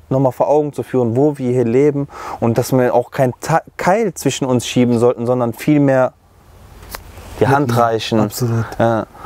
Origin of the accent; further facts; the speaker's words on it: Germany; erstens bin ich selber Deutscher, zweitens habe ich erkannt, und das ist eigentlich schon traurig, das selber zu sagen weil ich hier groß geworden bin, dass mein Heimatland ist